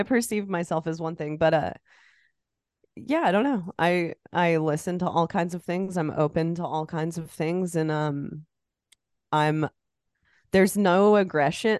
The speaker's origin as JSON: {"language": "English", "region": "Iowa", "country": "United States", "said": "I'm from Iowa. It's the corn state"}